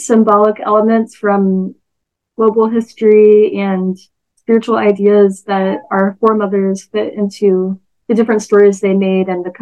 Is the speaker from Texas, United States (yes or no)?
yes; Texas, United States; I'm a Texan